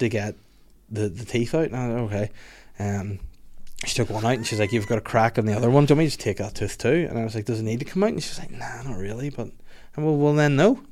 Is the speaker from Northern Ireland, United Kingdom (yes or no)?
yes; Holywood, Northern Ireland, United Kingdom; I'm originally from Hollywood